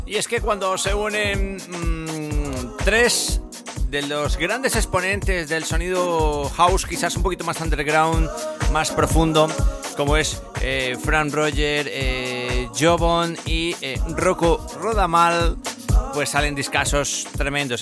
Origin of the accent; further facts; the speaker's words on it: Medellín, Antioquia, Colombia; now in Madrid, Spain; Colombiano de nacimiento, de corazón, sangre, para quien no lo sepa. Sí, sí, sí, desde mi ciudad natal, Medellín, Colombia. Y desde la ciudad que me ha adoptado, Madrid